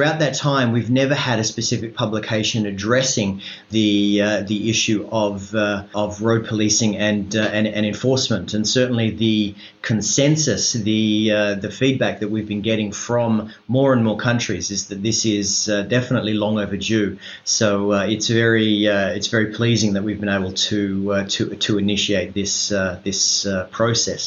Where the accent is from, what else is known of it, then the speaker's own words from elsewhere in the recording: Australia; I am from Australia